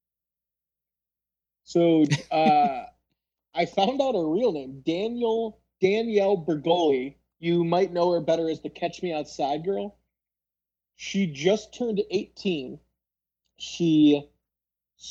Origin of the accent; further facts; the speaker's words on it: Palatine, Illinois, United States; I grew up in Palatine, Illinois